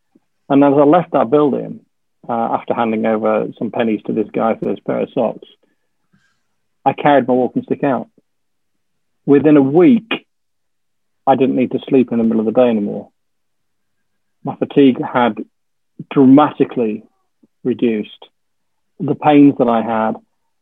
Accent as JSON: {"language": "English", "region": "Yorkshire and the Humber", "country": "United Kingdom", "also_born_or_lived": "Yeovil", "moved": "yes", "lives_now": "Bournemouth, United Kingdom", "said": "I'm a Yorkshireman"}